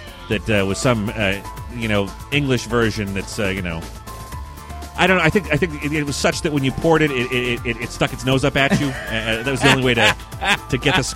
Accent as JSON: {"language": "English", "town": "Boston", "region": "Massachusetts", "country": "United States", "said": "we're from the Boston area"}